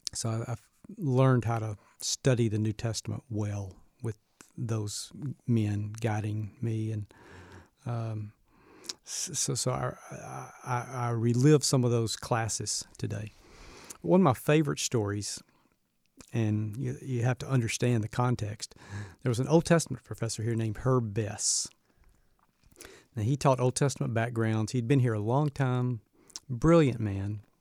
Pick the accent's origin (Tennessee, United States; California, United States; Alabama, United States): Alabama, United States; Birmingham; moved away; I grew up in a Southern Baptist home, and so I'm originally from Birmingham, Alabama